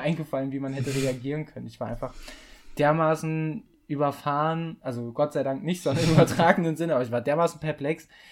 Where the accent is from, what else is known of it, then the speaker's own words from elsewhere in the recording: Mettmann, North Rhine-Westphalia, Germany; moved away; also born or lived in Giessen; in meine Heimat, na, äh, nach meiner Heimatstadt Mettmann